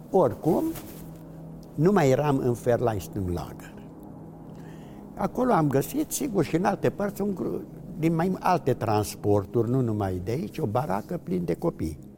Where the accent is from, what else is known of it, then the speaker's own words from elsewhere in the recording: Târgu Mureș, Mureș County, Romania; un grup destul de mare, care eram din Târgu Mureș, majoritatea foștii mei colegi de școală, liceu, am ieșit